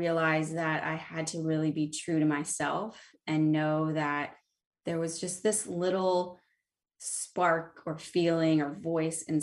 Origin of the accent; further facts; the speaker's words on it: the Midwest, central Illinois, United States; moved away; I grew up in the Midwest, right in the center of Illinois, where there are a lot of cornfields and absolutely zero mountains.